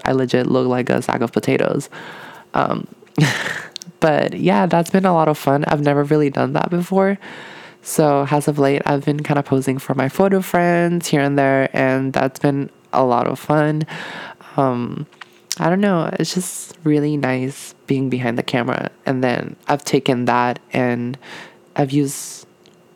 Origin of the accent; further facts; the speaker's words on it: Puerto Rico; moved away; I'm from Puerto Rico